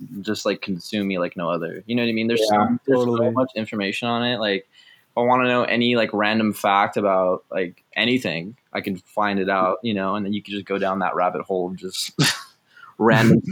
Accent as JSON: {"language": "English", "town": "Temecula", "region": "California", "country": "United States", "tie": "born or raised there", "also_born_or_lived": "Moreno Valley, California", "moved": "yes", "lives_now": "San Francisco, United States", "said": "I moved from Moreno Valley, like, one Inland Empire place to another, to Temecula"}